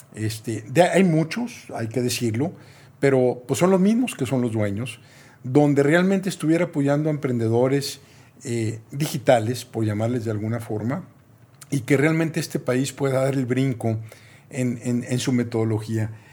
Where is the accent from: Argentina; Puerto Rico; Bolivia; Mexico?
Mexico; soy mexicano